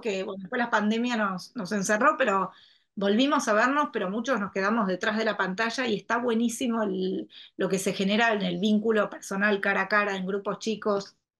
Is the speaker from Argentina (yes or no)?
yes; Argentina; tuve una historia que me fui fuera de la Argentina y elegí volver